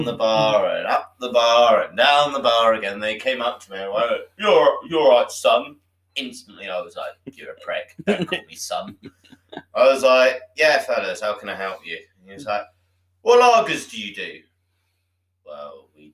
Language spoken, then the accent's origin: English; Devon, South West England, United Kingdom; also born or lived in Bath; where I grew up in Devon